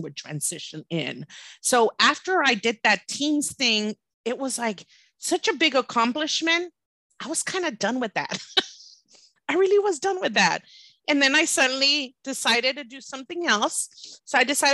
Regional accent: Laredo, Texas, United States; I'm from Laredo. Back in the day, it was pretty scary

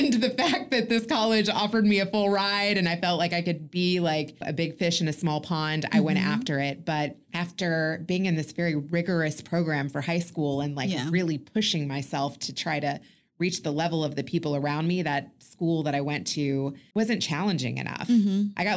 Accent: Kentucky, United States; moved away as an adult; also born or lived in Chicago / Los Angeles / Indiana; now in Houston, United States; I was, born and raised in Kentucky

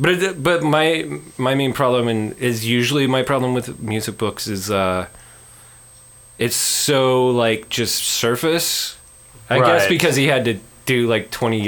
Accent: Midwest, United States; I grew up in the Midwest.

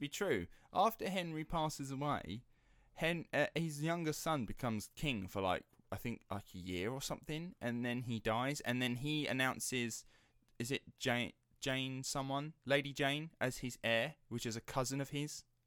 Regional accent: Rettenden, East of England, United Kingdom; the Essex Boys and the infamous Rettenden murders, uh, that happened in my hometown

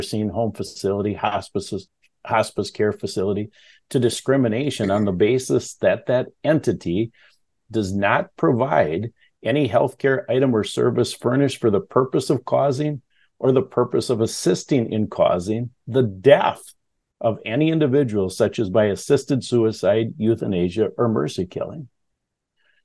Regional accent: Wisconsin, United States; I'm from Wisconsin

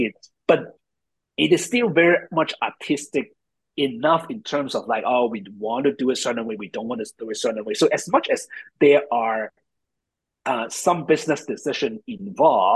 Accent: Hong Kong; moved away; also born or lived in New York; I'm from Hong Kong, moved to New York, trained in design

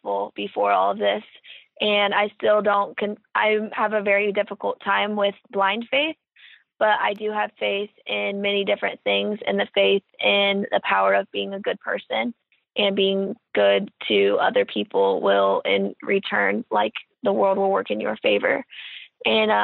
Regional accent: Kokomo, Indiana, United States; I'm from Kokomo, Indiana. And my childhood was full of different sporting events

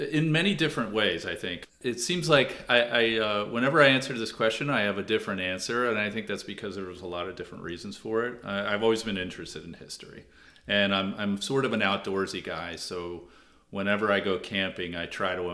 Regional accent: Washington, District of Columbia, United States; That that I come from Washington D.C. and I moved to the South, and I consider myself a Southerner because I've been down here longer than I've been anywhere else.

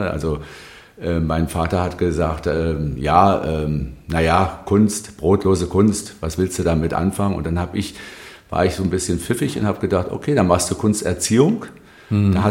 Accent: Berlin, Germany; also born or lived in Wilmersdorf; Also ich bin einer sehr spießigen, würde man sagen

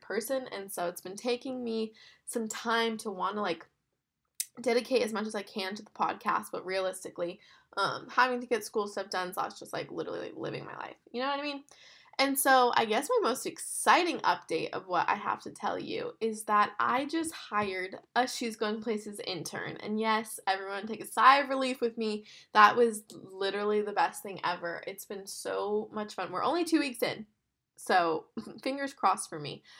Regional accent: West Palm Beach, Florida, United States; moved away as an adult; also born or lived in Birmingham; I'm from West Palm and I went to school in Birmingham

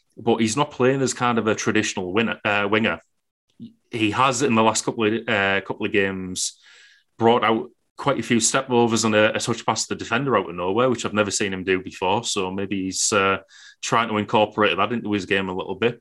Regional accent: Billingham, North East England, United Kingdom; I'm from Billingham

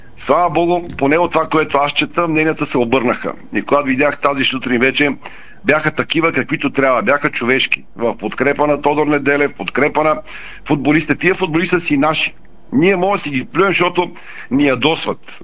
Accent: Bulgaria; Ние сме си, българите сме ние.

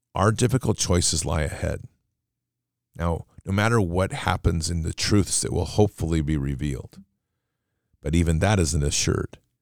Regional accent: United States; we as the American public

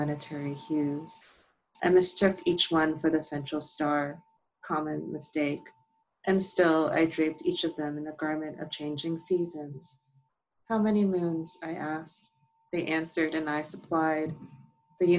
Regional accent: New York, United States; I grew up in New York

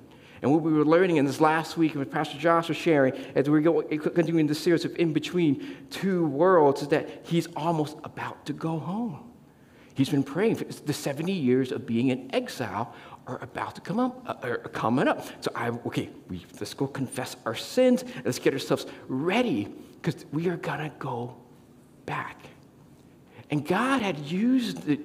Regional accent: Southern California, United States; moved away as an adult; now in Bay Area, United States; I come from what I call a very different state called Southern California, where I moved up from

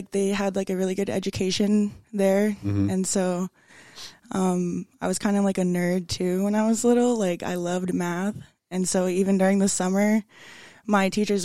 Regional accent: Billings, Montana, United States; also born or lived in Wyola, Montana / Hardin, Montana; so I was born here in Billings, and we kind of lived like in Wyola and Hardin up until I was probably in first grade.

